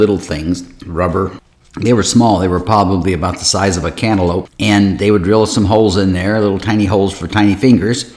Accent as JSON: {"language": "English", "town": "Akron", "region": "Ohio", "country": "United States", "tie": "born or raised there", "said": "I was born in Akron, Ohio"}